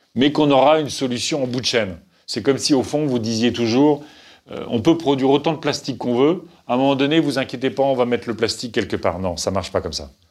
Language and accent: French; Picardy, Hauts-de-France, France; moved away; Quand je vais en Picardie, là d'où je viens